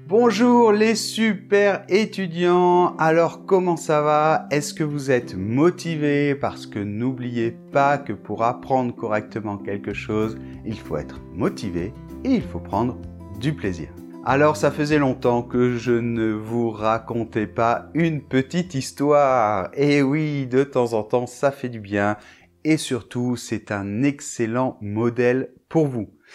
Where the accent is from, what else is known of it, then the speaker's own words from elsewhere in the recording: Bordeaux, Nouvelle-Aquitaine, France; je vivais bien sûr en France et je vivais à Bordeaux puisque moi, je suis de Bordeaux